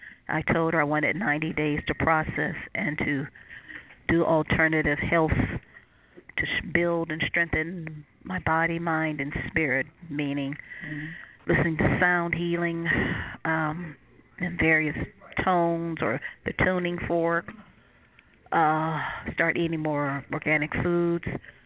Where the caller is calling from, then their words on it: Cleveland, Ohio, United States; I'm calling from Cleveland, Ohio.